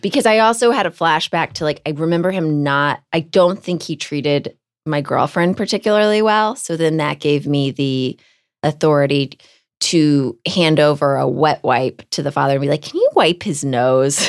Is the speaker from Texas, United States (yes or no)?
yes; Houston, Texas, United States; moved away; I grew up in Houston, Texas